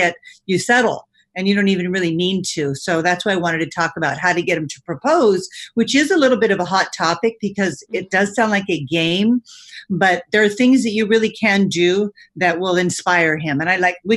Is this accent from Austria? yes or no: no; California, United States; my parents immigrated from Italy. I spent most of my life in California.